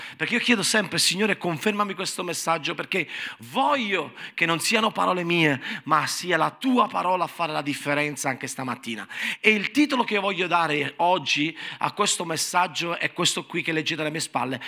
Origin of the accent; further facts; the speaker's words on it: Naples, Campania, Italy; sono napoletano